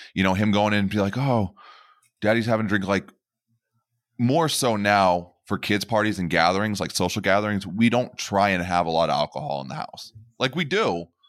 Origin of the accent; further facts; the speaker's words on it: Pennsylvania, United States; I am born and bred in Pennsylvania